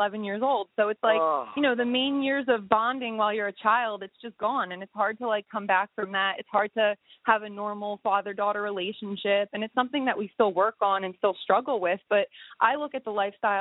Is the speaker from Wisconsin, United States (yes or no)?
no; Pennsylvania, United States; I grew up out here in Pennsylvania because of everything that had happened with my family.